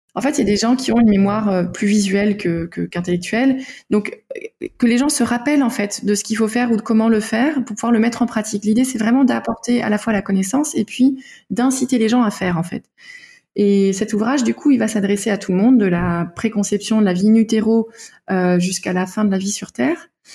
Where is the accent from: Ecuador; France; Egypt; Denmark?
Denmark; moved away; je viens du Danemark